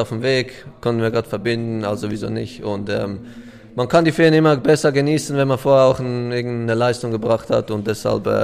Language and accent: German; Switzerland; ich komme aus der Schweiz, wo wir sehr Französisch reden. Ich selber eigentlich nicht, aber ich höre es mega gerne.